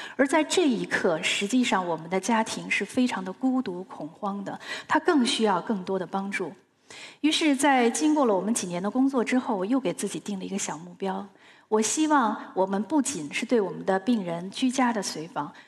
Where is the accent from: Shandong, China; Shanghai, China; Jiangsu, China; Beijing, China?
Beijing, China; 由于我是在清华大院里长大的